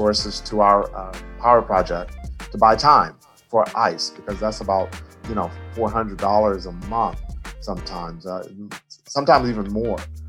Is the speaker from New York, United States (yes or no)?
no; Longview, Texas, United States; now in Hawthorne, United States; I grew up in East Texas, a place called Longview